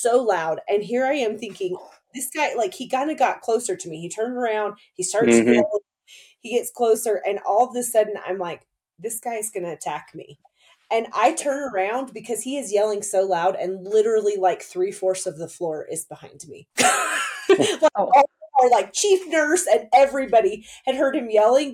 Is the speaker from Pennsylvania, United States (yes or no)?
no; near Fort Benning, Georgia, United States; I grew up close to Fort Benning in Georgia